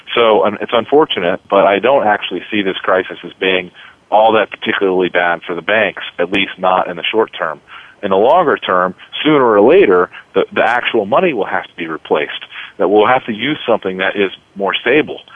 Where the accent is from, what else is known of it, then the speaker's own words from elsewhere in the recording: United States; as an American